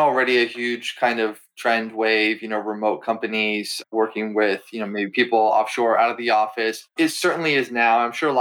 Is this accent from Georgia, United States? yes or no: no; Massachusetts, United States; now in Philadelphia, United States; where I'm from Massachusetts, I live in Philly now